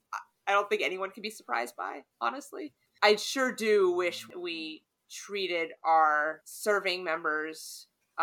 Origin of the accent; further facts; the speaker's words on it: North Carolina, United States; I grew up in North Carolina